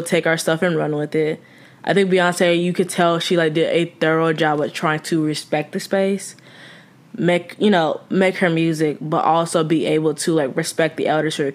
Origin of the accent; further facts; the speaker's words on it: the South, United States; moved away; we're from the South